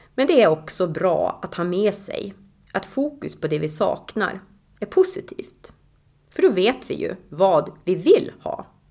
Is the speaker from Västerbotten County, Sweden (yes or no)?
yes; Tärnaby, Västerbotten County, Sweden; now in Östersund, Sweden; 2002 började jag med det hemma i Tärnaby i ett hälsoprojekt